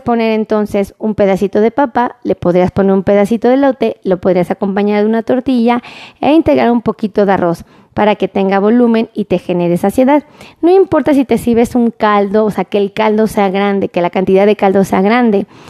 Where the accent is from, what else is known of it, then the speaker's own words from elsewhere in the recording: Mexico; como los mexicanos acostumbramos a hacer